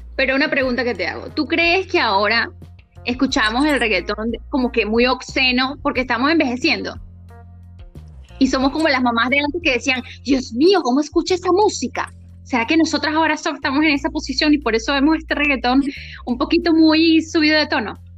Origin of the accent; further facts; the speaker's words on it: Venezuela; nosotros somos de Venezuela